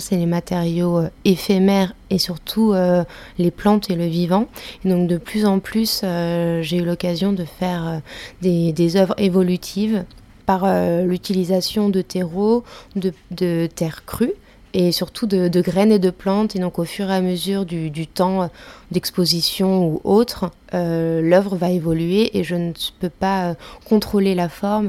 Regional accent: Ain, near Lyon, Auvergne-Rhône-Alpes, France; je suis née plutôt de la campagne, euh, donc je viens de Lyon mais euh, même de l'Ain

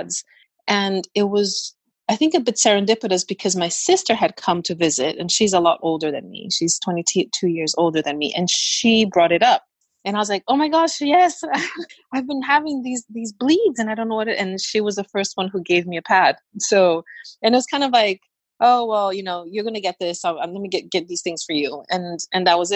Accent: Brazil; I grew up in Brazil where it's very hot

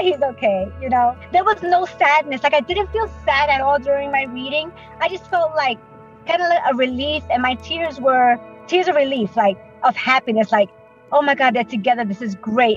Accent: New York, United States; now in Orlando, United States; I'm originally from New York, but I'm in Orlando, Florida

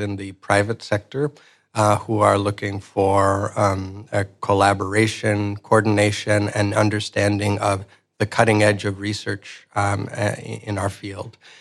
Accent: Ecuador; moved away; I'm originally from Ecuador. Um, I grew up in a, a rural area of Ecuador.

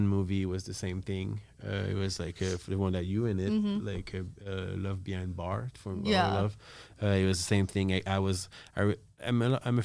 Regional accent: Montreal, Quebec, Canada; I'm from Montreal

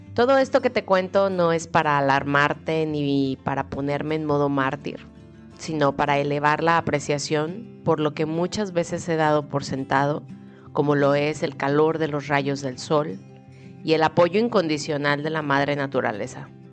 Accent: Guadalajara, Jalisco, Mexico; moved away; en Guadalajara, México, de donde soy originaria

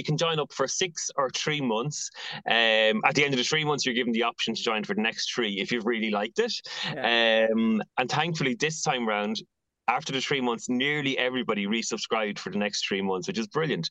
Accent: Athy, Leinster, Ireland; now in Dublin, Ireland; I've recently opened a pop-up shop in my hometown of Atai

